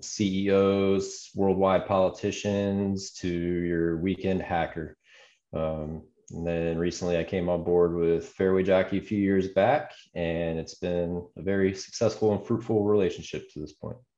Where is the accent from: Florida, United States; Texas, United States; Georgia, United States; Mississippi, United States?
Georgia, United States; Atlanta; moved away; also born or lived in Arizona; I grew up out of just outside Atlanta and went to Arizona State University